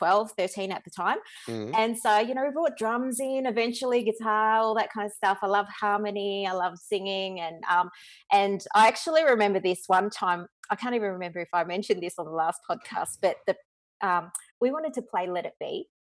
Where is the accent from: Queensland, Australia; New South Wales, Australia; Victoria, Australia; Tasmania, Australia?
Victoria, Australia; Dandenong; I'm a Dandenong chick, so as my husband would call me, a bit of a rat bag. So I come from the Dandenong